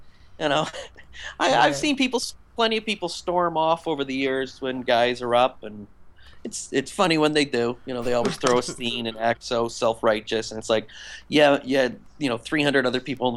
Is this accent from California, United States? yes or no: no; Western Massachusetts, United States; I grew up in Western Massachusetts